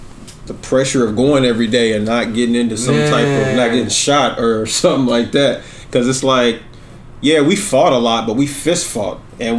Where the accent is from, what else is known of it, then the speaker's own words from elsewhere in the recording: Kansas City, Kansas, United States; I'm from Wyandotte County.